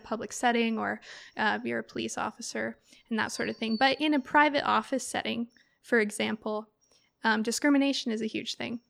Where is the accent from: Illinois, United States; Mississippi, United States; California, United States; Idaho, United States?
California, United States; Eureka; growing up in Eureka